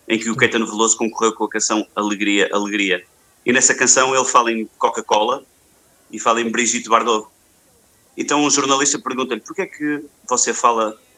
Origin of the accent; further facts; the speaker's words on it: Porto, Norte, Portugal; Aqui no, no, no Douro Litoral, onde é o Porto, onde, é, onde eu cresci